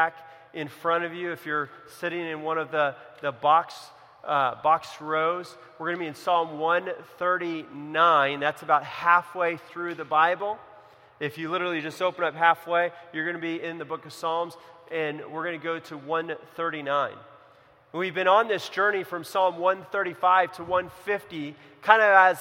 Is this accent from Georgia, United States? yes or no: no; Central California, United States; also born or lived in Los Angeles; I grew up in California, in Central California